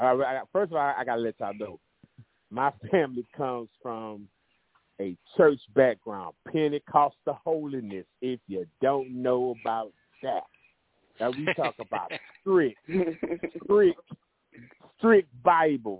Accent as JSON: {"language": "English", "town": "Albany", "region": "Georgia", "country": "United States", "tie": "born or raised there", "also_born_or_lived": "Jacksonville, Florida", "said": "We moved from Jacksonville, Florida to Albany, Georgia after my mom got remarried"}